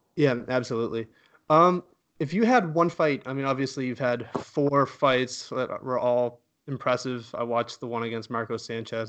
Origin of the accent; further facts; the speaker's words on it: Canada; as a Canadian